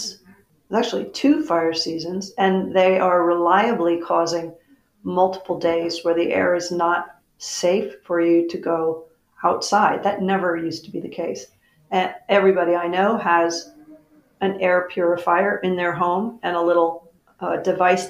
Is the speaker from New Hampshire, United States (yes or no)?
yes; Etna, New Hampshire, United States; moved away as an adult; now in California, United States; I was born in Aetna